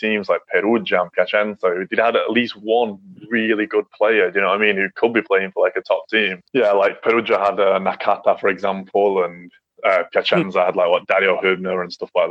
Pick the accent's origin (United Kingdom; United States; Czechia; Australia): United Kingdom; England; I grew up in England